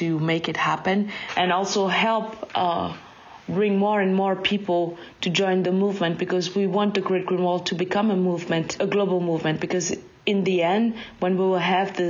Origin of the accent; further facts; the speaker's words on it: Mali; moved away; also born or lived in Ghana; I was born and raised in Mali, and I lived 8 years in Ghana